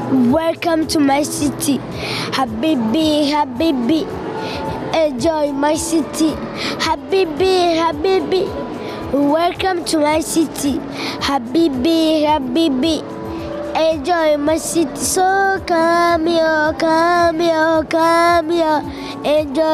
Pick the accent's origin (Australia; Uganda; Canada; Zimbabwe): Uganda; I'm from Uganda.